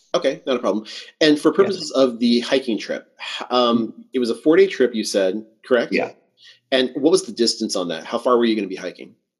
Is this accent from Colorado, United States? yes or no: no; Southern California, United States; I like growing up in Southern California